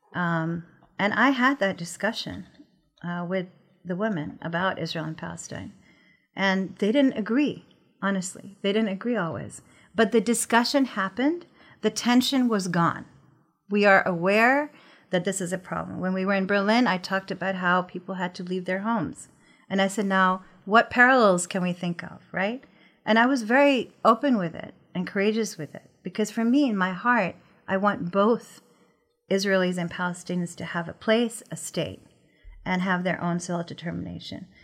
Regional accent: Pakistan; I'm from Pakistan

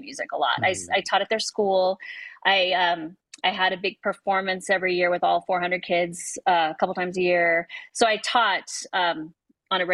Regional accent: Los Angeles, California, United States; now in New Mexico, United States; I grew up in Southern California, but I heard Spanish all the time.

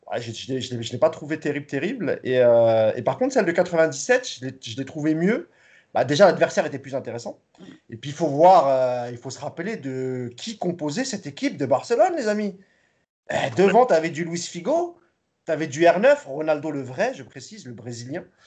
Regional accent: France; nous sommes français

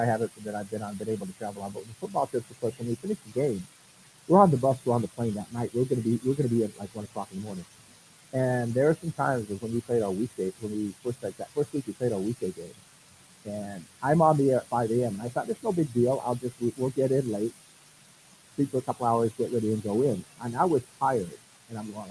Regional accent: Four Corners area, Northwest New Mexico, United States; now in Southern New Mexico, United States; I moved here to Southern New Mexico. I come from Northwest New Mexico, Four Corners area

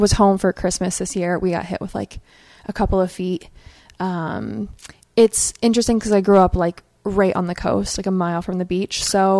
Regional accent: Maine, United States; moved away as an adult; also born or lived in Massachusetts; And so I grew up in Maine, and then I lived in Massachusetts for 6 years. So I really spent my whole life there.

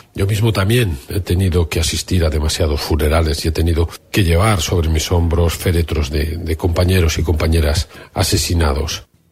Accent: Basque Country, Spain; los vascos pues, vivimos 40 años de dictadura franquista

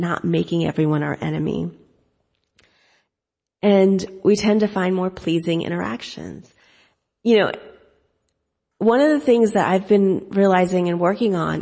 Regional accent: United States; accent: American; I speak English American without an accent. Well, in my mind, I'm thinking, well, of course, I was born and raised here

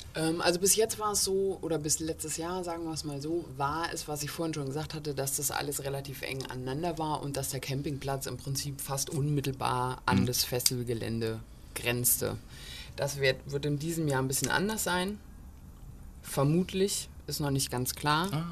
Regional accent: Borken, Hesse, Germany; moved away as an adult; also born or lived in Heidelberg / Ulm; now in Kassel, Germany; ich komme ursprünglich auch hier aus Borken

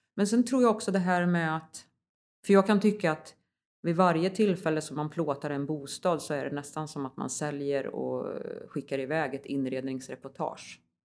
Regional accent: Västergötland, Västra Götaland, Sweden; moved away; also born or lived in Värmland; Jag kommer ju från Västergötland från början

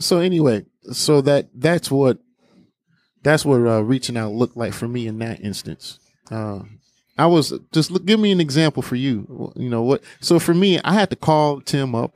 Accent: Harvey, Illinois, United States; we grew up in Harvey

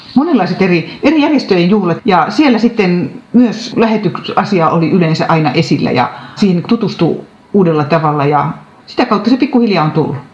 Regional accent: Sastamala, Pirkanmaa, Finland; moved away as an adult; now in Forssa, Finland; Sastamalasta, mistä olen kotoisin

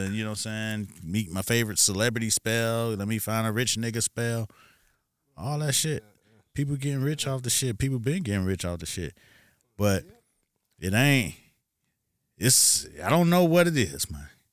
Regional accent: Miami, Florida, United States; I'm from Miami

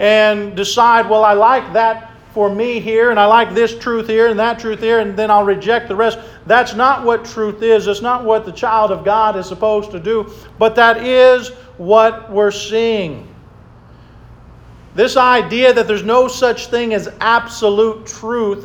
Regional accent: Oklahoma City, Oklahoma, United States; I grew up in Oklahoma City

